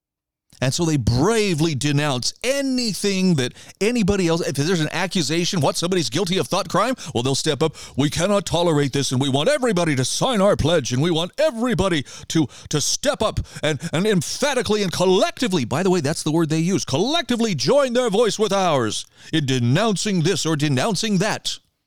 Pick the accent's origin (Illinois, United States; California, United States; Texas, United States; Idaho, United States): Idaho, United States; Case in point, there is a group in my home state of Idaho right now called Idaho Leaders United.